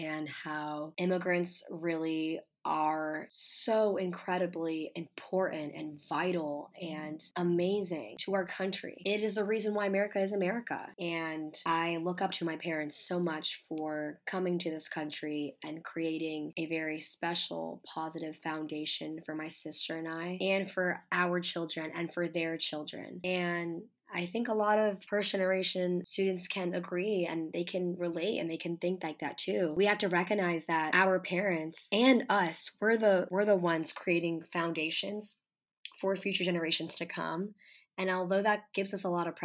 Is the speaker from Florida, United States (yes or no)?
yes; Coral Springs, Florida, United States; moved away as an adult; now in Washington, D.C., United States; I'm from the South Florida area, and I'm more particularly from Coral Springs, Parkland. And I was born and raised there my whole entire life.